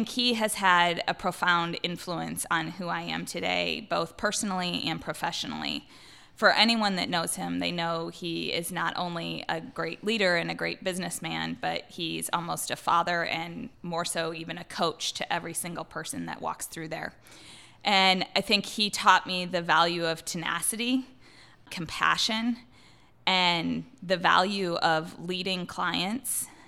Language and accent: English; Midwest, United States; I mean, family, especially growing up in the Midwest, family's always important